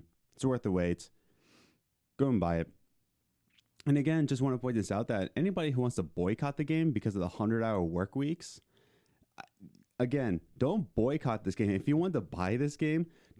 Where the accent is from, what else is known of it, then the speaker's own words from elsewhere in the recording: Philadelphia, Pennsylvania, United States; we're from Philly.